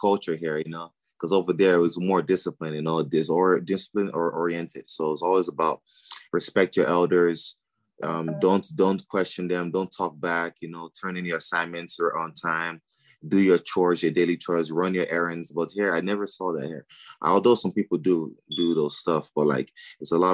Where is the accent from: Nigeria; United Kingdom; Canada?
Nigeria; now in Dallas, United States; I grew up in Nigeria